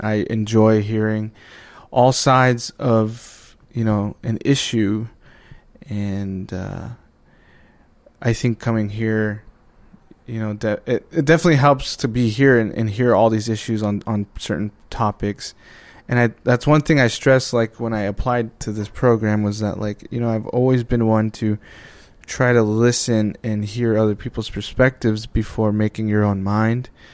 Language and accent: English; Arizona, United States; moved away; I'm from Arizona. Uh, originally from the Navajo Reservation